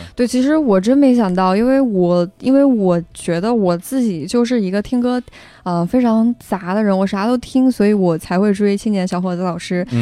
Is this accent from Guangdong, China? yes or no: no; Ya'an, Sichuan, China; moved away as an adult; now in Beijing, China; 我在雅安，我们家